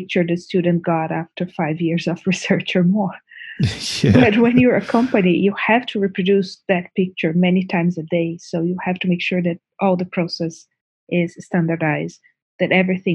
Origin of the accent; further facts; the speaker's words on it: Brazil; moved away as an adult; now in Canada; I was born in Brazil. I study pharmacology and biochemistry at the University of São Paulo